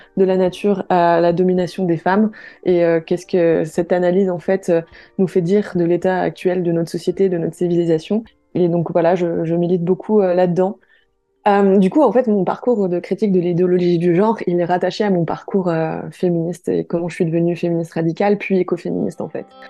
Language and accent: French; Paris, Île-de-France, France; j'ai 29 ans et je suis de Paris